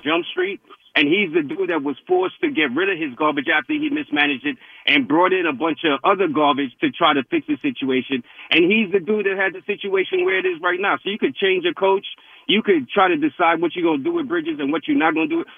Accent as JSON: {"language": "English", "town": "New York City", "region": "New York", "country": "United States", "tie": "born or raised there", "said": "I was born and bred in Brooklyn"}